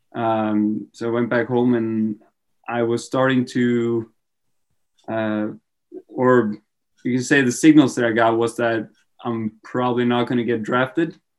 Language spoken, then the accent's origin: English; Trondheim, Trøndelag, Norway; moved away as an adult; also born or lived in Syracuse, United States; I wasn't really feeling staying in my hometown